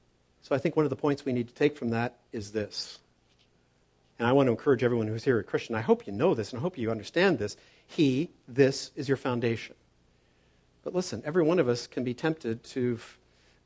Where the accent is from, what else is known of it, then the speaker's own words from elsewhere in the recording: Toronto, Ontario, Canada; When I grew up in Toronto, he was a general manager of a construction company